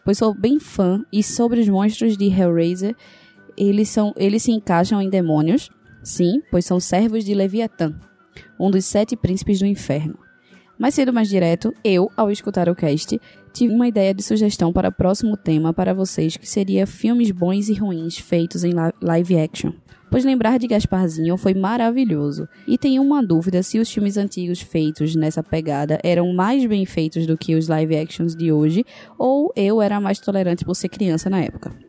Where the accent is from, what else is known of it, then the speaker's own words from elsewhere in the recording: Recife, Pernambuco, Brazil; sou de Recife